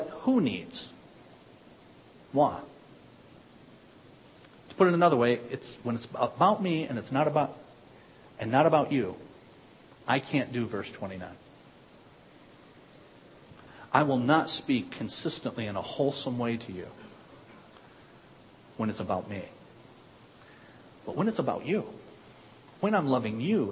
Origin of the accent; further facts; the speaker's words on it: United States; I'm an American